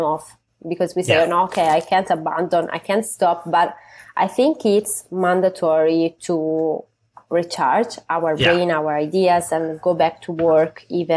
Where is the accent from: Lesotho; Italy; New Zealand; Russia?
Italy; Tuscany; moved away as an adult; now in New York, United States; was living half in Italy, especially in Tuscany, in my hometown, in the countryside, and half time in New York